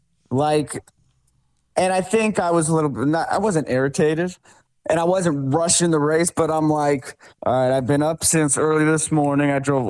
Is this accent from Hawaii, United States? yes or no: no; Connecticut, United States; now in Florida, United States; I got that Florida blood now. You know, I'm originally from Connecticut, but that blood has long thinned out.